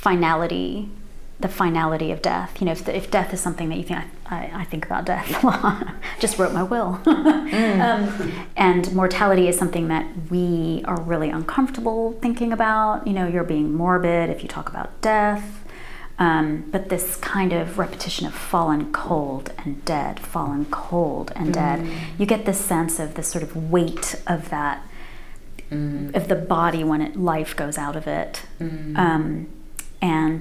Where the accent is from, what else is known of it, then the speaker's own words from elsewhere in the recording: United States; moved away as an adult; also born or lived in Pakistan; now in England, United Kingdom; I can move as a Pakistani-born girl to America and become American